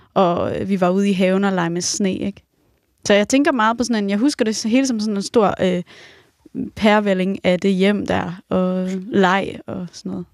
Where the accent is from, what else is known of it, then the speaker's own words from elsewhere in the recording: Romalt, Central Denmark Region, Denmark; min øh, forældres hus i Romalt, hvor jeg er opvokset